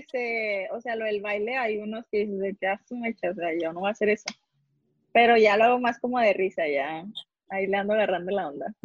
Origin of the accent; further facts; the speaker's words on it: Nuevo León, Mexico; Sí, soy regia.